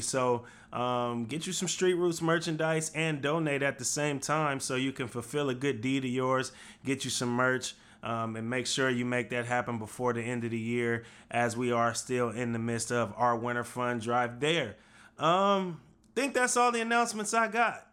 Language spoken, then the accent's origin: English; Los Angeles, California, United States; moved away; back in my hometown